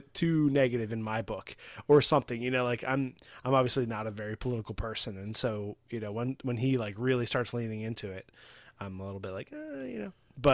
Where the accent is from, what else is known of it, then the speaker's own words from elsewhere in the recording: West Coast, United States; Like, I'm from the West Coast. So I'm, like, playing up the West Coast thing, you know?